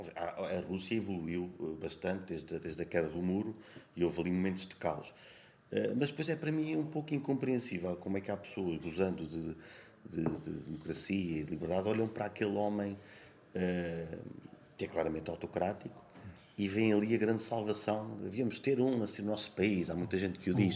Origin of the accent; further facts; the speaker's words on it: Sabugal, Portugal; moved away as an adult; also born or lived in Lisbon; now in Terceira, Portugal; eu sou, sou do Sebogal, a minha terra, mas eu nunca me senti verdadeiramente lá